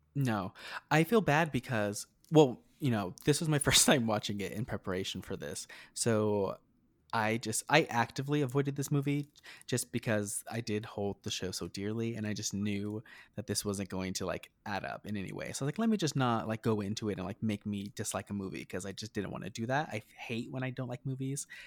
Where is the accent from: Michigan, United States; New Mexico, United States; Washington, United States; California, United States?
New Mexico, United States; moved away as an adult; now in Las Vegas, United States; I'm from New Mexico. So I grew up in New Mexico, uh, rural New Mexico